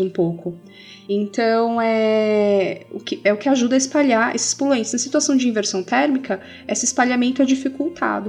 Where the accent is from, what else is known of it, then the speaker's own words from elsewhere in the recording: São Paulo, Brazil; moved away as an adult; now in Minas Gerais, Brazil; eu sou de São Paulo e estou em Minas há pouco tempo